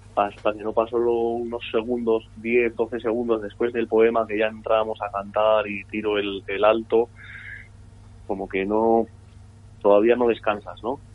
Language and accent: Spanish; San Sebastián, Basque Country, Spain; Nosotros desde, pequeños hemos estado en la encastola eh, hemos, hemos convivido con, la cultura vasca porque somos vascos.